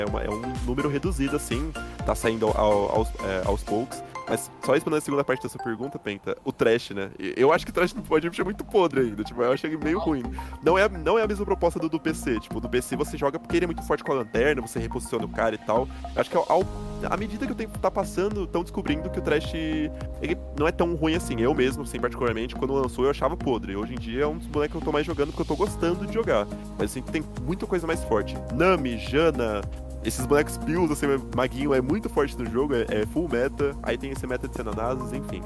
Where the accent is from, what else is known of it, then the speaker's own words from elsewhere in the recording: Brazil; eu sou brasileiro